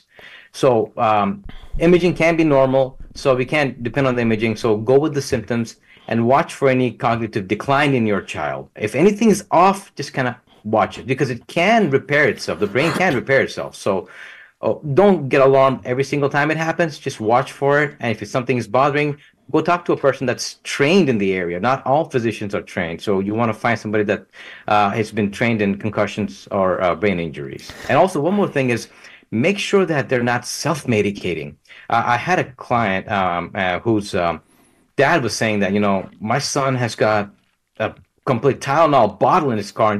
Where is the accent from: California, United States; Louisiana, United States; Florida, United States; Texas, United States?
Texas, United States; Southeast; I come from Southeast Texas area where Jimmy Johnson was